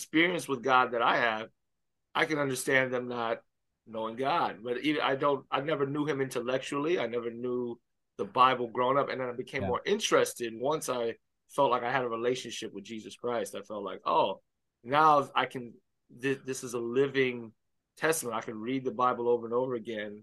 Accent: Miami, Florida, United States; I grew up in Miami Baptist Church.

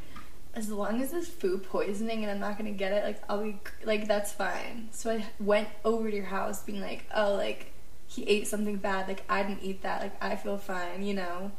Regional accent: Midwest, United States; moved away as an adult; now in Colorado, United States; I grew up in the Midwest and I am a Midwesterner

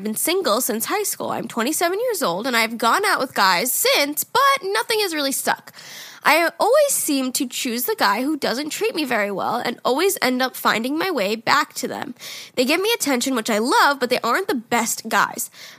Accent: New Jersey, United States; Hey, guys … I'm from New Jersey.

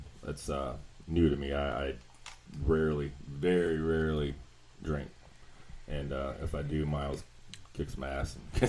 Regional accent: Seattle, Washington, United States; moved away as an adult; now in Florida, United States; I'm from Seattle, Washington

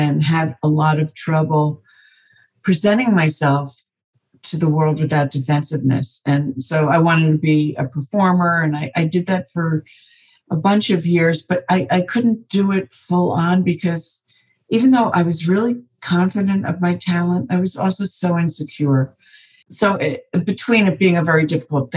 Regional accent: New Jersey, United States; I was born in New Jersey

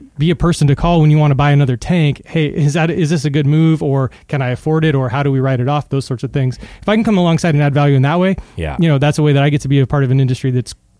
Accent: California, United States; also born or lived in Honolulu, Hawaii; I'm from California

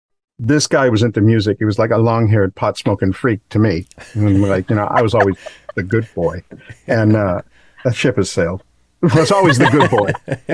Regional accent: Milford, Massachusetts, United States; now in Miami, United States; Originally, I'm from Milford, Massachusetts. I've lived in Miami here for 25 plus years.

